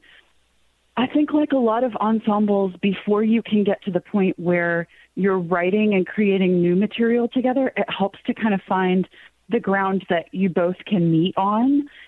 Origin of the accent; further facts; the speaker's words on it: Cave Springs, United States; which is a take on the street that I grew up in Cave Springs.